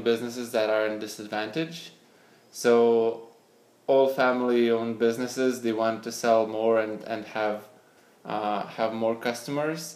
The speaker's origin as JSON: {"language": "English", "town": "Panevėžys", "region": "Panevėžys County", "country": "Lithuania", "tie": "born or raised there", "also_born_or_lived": "Vilnius, Lithuania / Switzerland", "moved": "as an adult", "lives_now": "San Francisco, United States", "said": "I grew up in Lithuania. I was born in a small town of Panevėžys"}